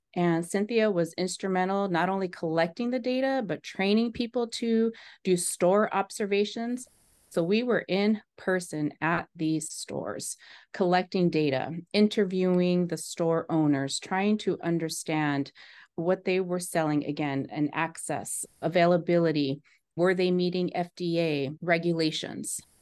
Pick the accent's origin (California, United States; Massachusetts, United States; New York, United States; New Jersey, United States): California, United States; East Bay; now in Los Angeles, United States; I was born and raised in the Bay Area, or East Bay, of California